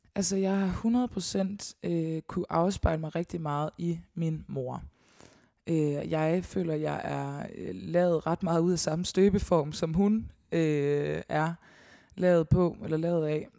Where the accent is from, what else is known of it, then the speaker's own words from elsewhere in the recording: Årstrup, North Denmark Region, Denmark; Jeg er opvokset langt uden for Støvring, i en lille, lille flække, der hedder Årstrup